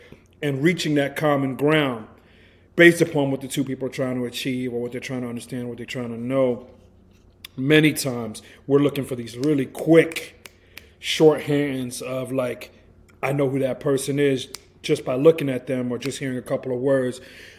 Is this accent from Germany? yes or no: no; England, United Kingdom; now in United States; here I come from England being raised around British people and American people on the base in England.